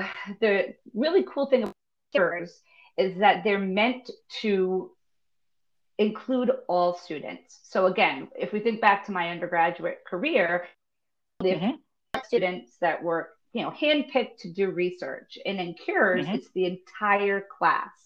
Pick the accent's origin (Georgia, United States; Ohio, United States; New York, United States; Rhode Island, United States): Rhode Island, United States; moved away as an adult; also born or lived in Florida; I grew up in Rhode Island, born and raised